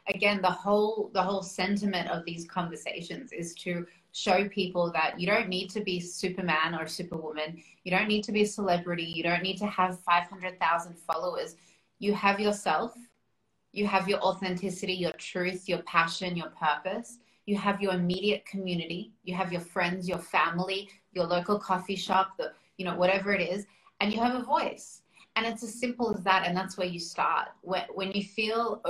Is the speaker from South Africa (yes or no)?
no; Australia; I was born in Australia, but my heritage, like my background is we're Russian